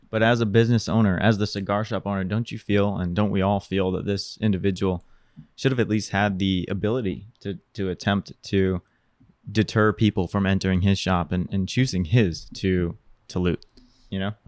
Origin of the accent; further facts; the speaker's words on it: Boston, Massachusetts, United States; also born or lived in Florida; now in Los Angeles, United States; I grew up in Boston